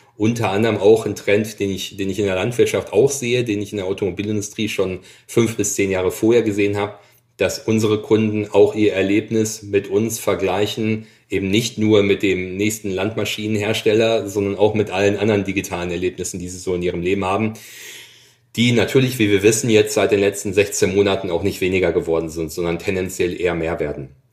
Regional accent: Dortmund, North Rhine-Westphalia, Germany; also born or lived in Allgäu; now in Essen, Germany; Ich bin gebürtiger Dortmunder

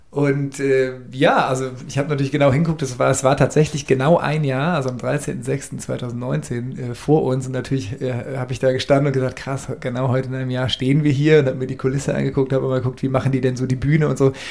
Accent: Cologne, North Rhine-Westphalia, Germany; man hat ja so als Kölner grundsätzlich eine Sympathie zum FC.

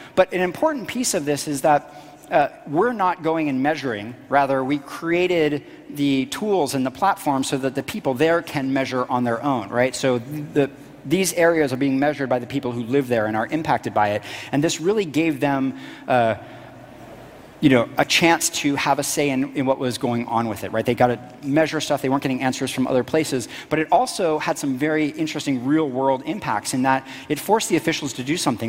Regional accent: Florida, United States; also born or lived in Washington, D.C.; when I was very young, we moved to this tiny little middle of nowhere town in Florida.

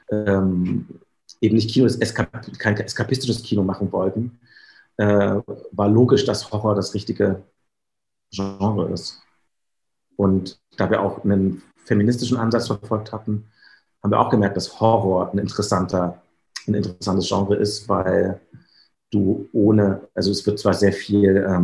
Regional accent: Germany; ich hatte noch Heimatkunde als, als Kind in der DDR

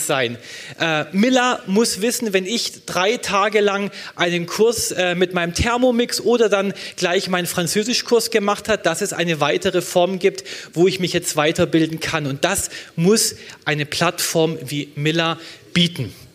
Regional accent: Baden-Württemberg, Germany; in meinem Heimatland äh, Baden-Württemberg

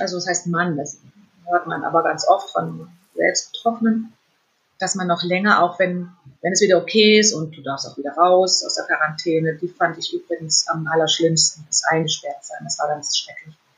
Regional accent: Fulda, Hesse, Germany; moved away; in meine alte Heimat nach Fulda

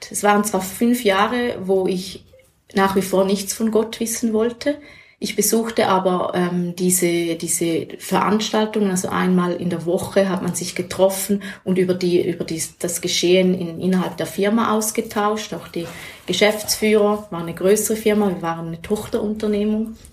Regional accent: Schaffhausen, Switzerland; man wusste schnell bei uns in Schaffhausen, wer ist ähm, in einer christlichen Bewegung

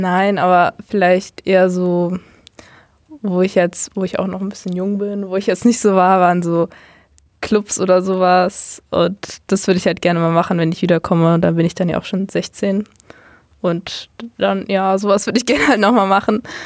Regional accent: Kamen, North Rhine-Westphalia, Germany; Bei uns in Kamen

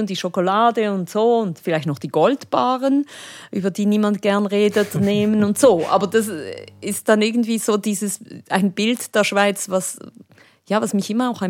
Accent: Spain; aber es war als Spanierin, äh, wenn du irgendwo diese Töne gehört hast, dann ging es gleich

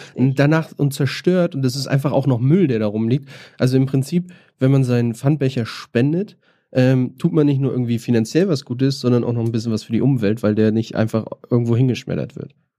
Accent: Northern Germany, Germany; now in Berlin, Germany; ich komme ja auch aus dem Norden, kenne das aus Hamburg

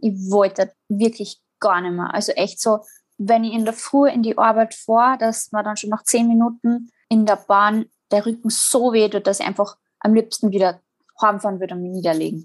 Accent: Salzburg, Austria; Ich komme äh, aus Salzburg

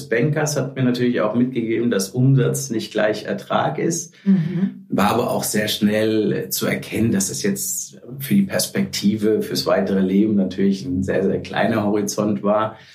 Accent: Frankfurt, Hesse, Germany; Bin halber Holländer, habe lange am Strand gelebt, ähm, aber zu Hause war immer Frankfurt.

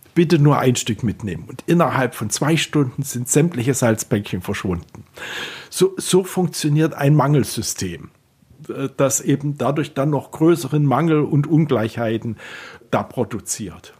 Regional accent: Klingenthal, Saxony, Germany; now in Berlin, Germany; in meiner Heimatstadt Klingenthal

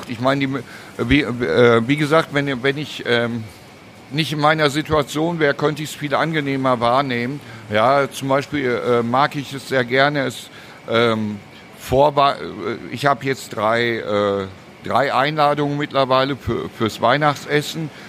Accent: Cologne, North Rhine-Westphalia, Germany; als Stadtbewohner bin ich FC-Fan. Natürlich, das ist, äh, als Kölner muss er ganz für Köln sein.

